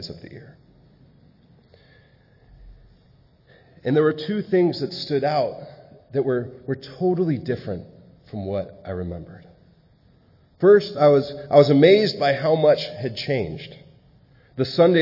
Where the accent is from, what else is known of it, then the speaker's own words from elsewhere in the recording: San Diego, California, United States; moved away as an adult; also born or lived in Malawi; I was born and raised in San Diego and now live up here